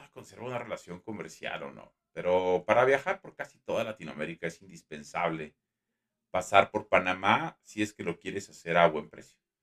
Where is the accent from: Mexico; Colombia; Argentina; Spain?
Mexico; soy mexicano